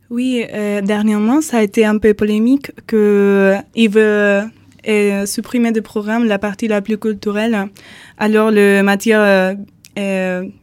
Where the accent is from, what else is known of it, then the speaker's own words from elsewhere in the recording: Andalusia, Spain; French is a second language; je viens de l'Andalousie.